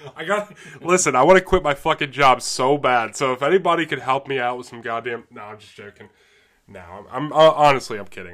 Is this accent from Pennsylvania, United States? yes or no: yes; Middletown, Pennsylvania, United States; I grew up in Middletown, Pennsylvania